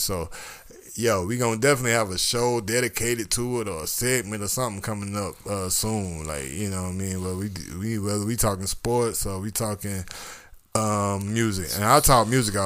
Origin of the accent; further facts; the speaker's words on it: Georgia, United States; I'm from Georgia